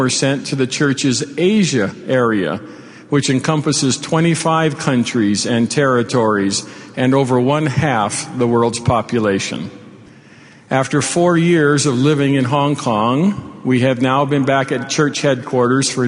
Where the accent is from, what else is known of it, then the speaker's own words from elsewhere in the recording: Hawaii, United States; moved away as an adult; also born or lived in Utah / England; I was born in Hawaii when it was a territory of the United States, 10 years before statehood. Raised in the islands in a multicultural environment